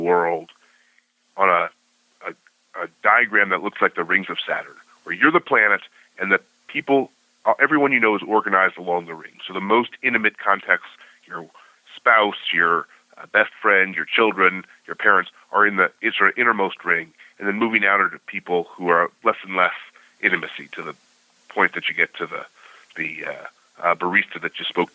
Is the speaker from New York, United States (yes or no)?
yes; Buffalo, New York, United States; also born or lived in Cincinnati; My family was from Cincinnati. I grew up in Buffalo